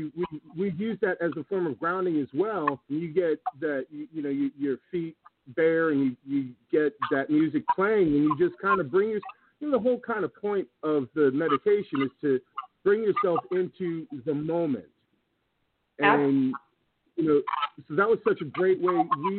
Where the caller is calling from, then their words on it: Iowa, United States; up in Iowa.